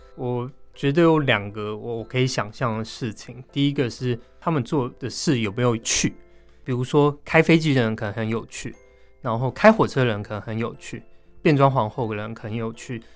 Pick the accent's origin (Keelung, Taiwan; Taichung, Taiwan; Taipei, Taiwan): Taipei, Taiwan; 我自己算在北投长大